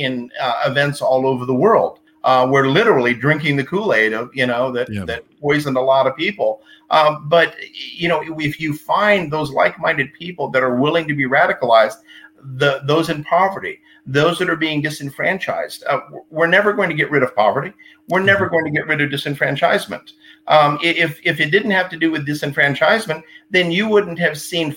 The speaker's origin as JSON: {"language": "English", "region": "Texas", "country": "United States", "tie": "born or raised there", "said": "being from Texas"}